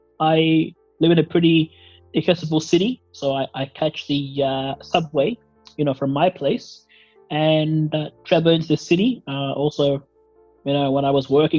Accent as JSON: {"language": "English", "country": "Australia", "tie": "born or raised there", "also_born_or_lived": "Somalia", "said": "I was born in Somalia, but I came to Australia very, very young, about 3.5 or 4.5 years old, back in 1996."}